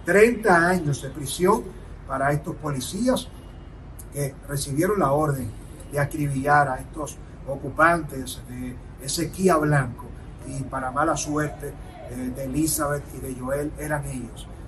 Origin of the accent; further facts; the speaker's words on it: Dominican Republic; estaremos como dominicanos